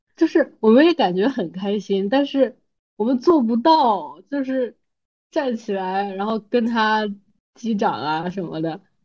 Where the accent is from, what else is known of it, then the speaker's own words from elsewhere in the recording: China; 我作为一个中国人